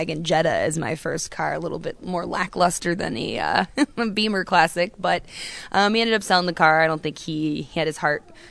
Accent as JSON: {"language": "English", "town": "Daytona Beach", "region": "Florida", "country": "United States", "tie": "born or raised there", "said": "growing up in Daytona, obviously motorcycles have a pretty big influence in Daytona."}